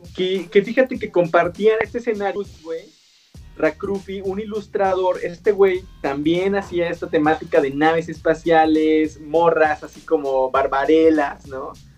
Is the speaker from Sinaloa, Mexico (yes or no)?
no; Oaxaca, Mexico; Yo, soy oaxaqueño, güey, soy, de, soy itzmeño